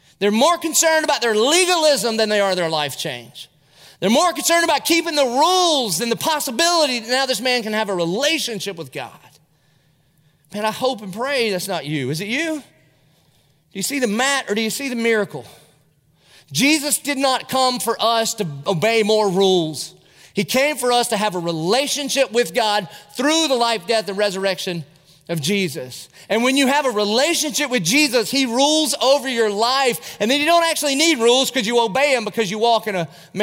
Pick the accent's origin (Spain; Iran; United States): United States; Dillon, South Carolina; now in Jacksonville, United States; I was from Dillon, South Carolina. I was in the 10th grade